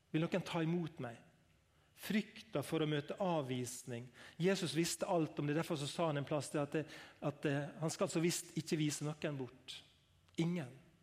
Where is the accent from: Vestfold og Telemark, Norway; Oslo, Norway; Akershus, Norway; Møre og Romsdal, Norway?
Møre og Romsdal, Norway; Langevåg; Jeg er fra LA Ungevåg